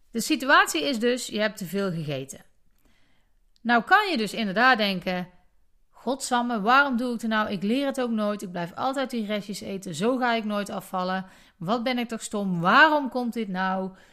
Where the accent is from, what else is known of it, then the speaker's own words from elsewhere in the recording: Netherlands; wij als Nederlanders